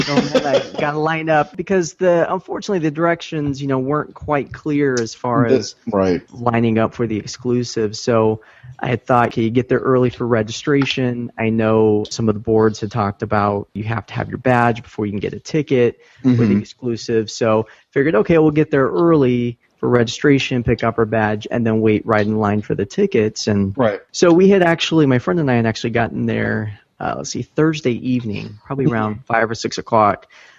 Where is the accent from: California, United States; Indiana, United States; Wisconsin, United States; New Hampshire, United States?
California, United States; Sacramento; And I'm from the Sacramento area, so there's a lot of the smaller cons here.